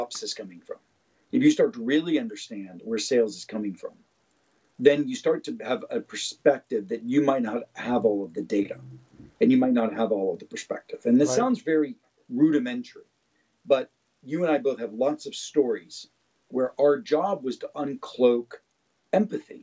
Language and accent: English; Pittsburgh, Pennsylvania, United States; I grew up in Pittsburgh